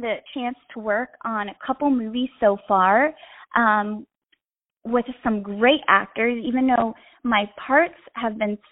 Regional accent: North Carolina, United States; moved away as an adult; also born or lived in Florida; So I grew up in North Carolina in a small town right outside of Raleigh.

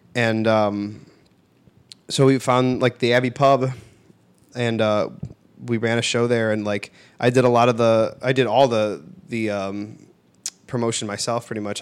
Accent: Bridgeview, Illinois, United States; I grew up in Bridgeview

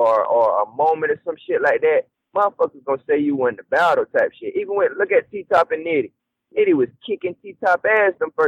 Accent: the South, United States; accent: southern country

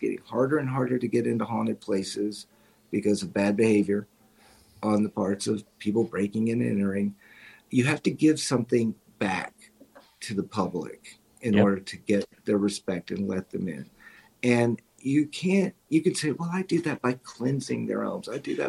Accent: Missouri, United States; I'm from Missouri. Show me, you know, show me, prove it to me that you're here.

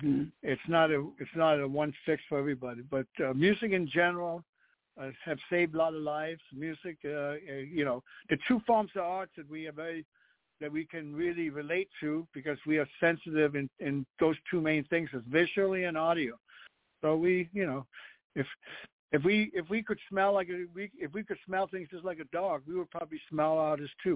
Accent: Copenhagen, Capital Region of Denmark, Denmark; English is a second language; moved away; I'm born and raised in Denmark, Copenhagen

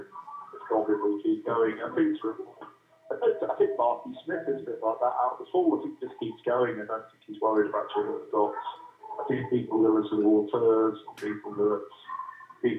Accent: Oxfordshire, South East England, United Kingdom; But when we were young, we grew up in Oxfordshire. So I'm not from Oldham or Manchester or the North.

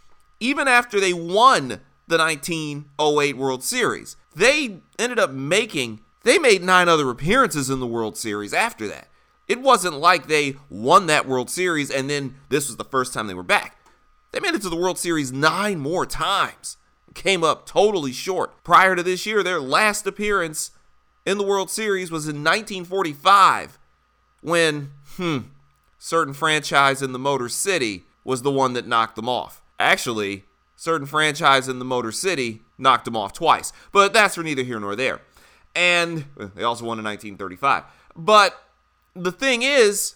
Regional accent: Detroit, Michigan, United States; I'm from Detroit

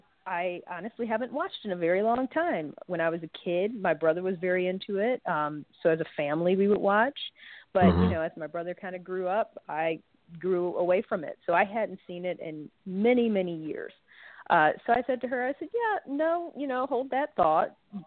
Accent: Michigan, United States; moved away as an adult; also born or lived in Miami; I went to University of Michigan. I'm from Michigan. So I was a Wolverine for undergrad

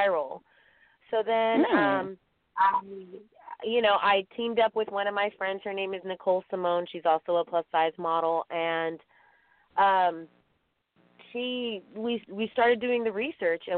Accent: San Francisco Bay Area, California, United States; I'm from the San Francisco Bay Area

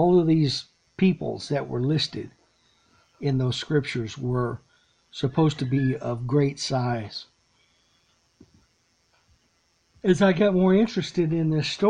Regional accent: Lexington, Texas, United States; Back where I grew up, there up in Central Texas

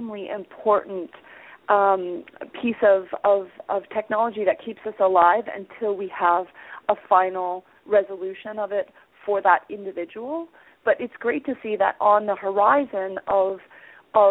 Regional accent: Hamilton, Ontario, Canada; my hometown of Hamilton, Ontario

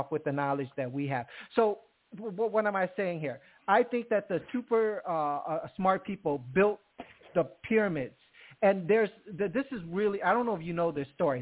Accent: upstate New York, United States; Upstate. I'm a upstate New York

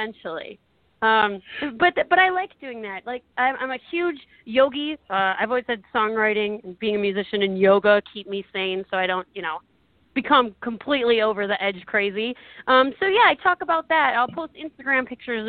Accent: Detroit, Michigan, United States; I'm from Detroit

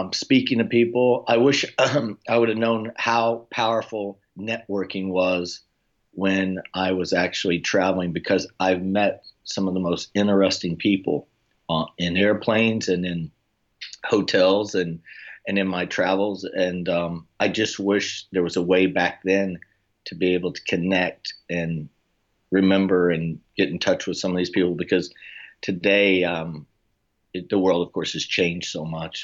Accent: Oklahoma, United States; moved away as an adult; now in Florida, United States; I'm originally from Oklahoma, and I'm currently residing now in South Sunny Florida

